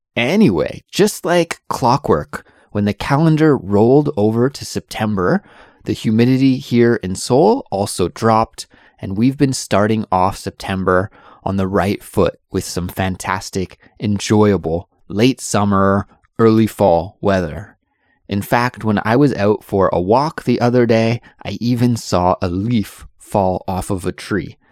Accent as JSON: {"language": "English", "region": "British Columbia", "country": "Canada", "tie": "born or raised there", "moved": "as an adult", "lives_now": "South Korea", "said": "I'm from Canada and I absolutely love the summer in Canada, especially in my home province, which is British Columbia in the western part of Canada."}